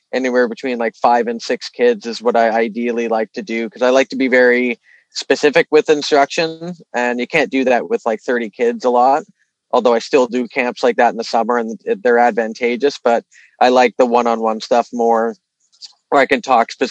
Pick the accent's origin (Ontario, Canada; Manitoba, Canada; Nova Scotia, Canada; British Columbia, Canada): Ontario, Canada; Toronto; also born or lived in Vancouver; I moved back to Toronto from Vancouver. I mean, being from here